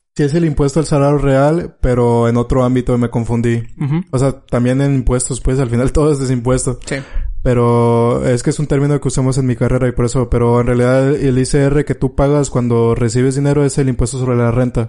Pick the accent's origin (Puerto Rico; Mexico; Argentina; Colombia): Mexico; tú sabes que como mexicano